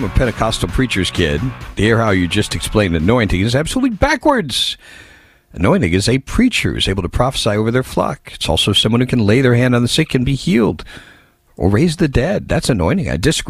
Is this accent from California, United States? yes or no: yes; California, United States; As far as McCarthy goes, I'm from California.